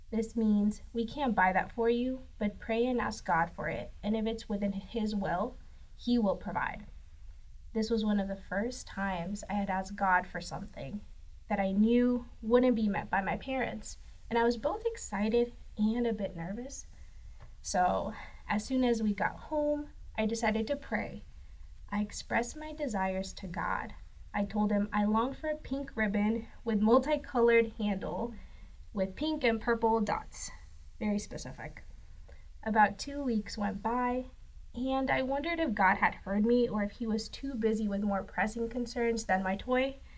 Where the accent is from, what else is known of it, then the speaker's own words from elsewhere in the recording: Saltillo, Coahuila, Mexico; born there; also born or lived in Texas / Iowa / Madison, Wisconsin; I was born in Saltillo, Coahuila, Mexico. I've lived in many different places throughout my life, from Mexico, Texas, Iowa, and outside the US.